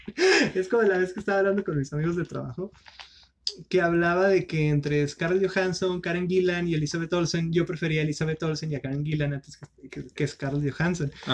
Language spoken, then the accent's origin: Spanish; northern Mexico, Mexico; los norteños